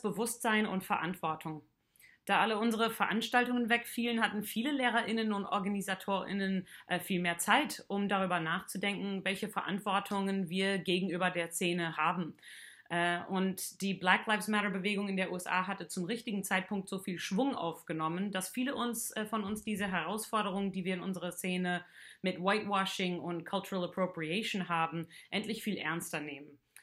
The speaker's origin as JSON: {"language": "German", "country": "Canada", "moved": "yes", "lives_now": "Heidelberg, Germany", "said": "Ich komme aus Kanada und wohne schon seit einigen Jahren"}